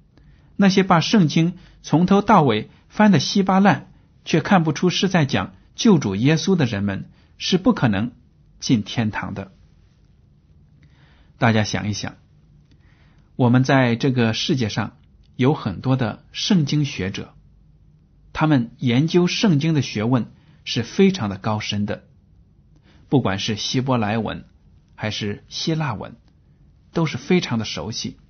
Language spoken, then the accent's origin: Chinese; China; 我们很多中国人也抱有这样的思想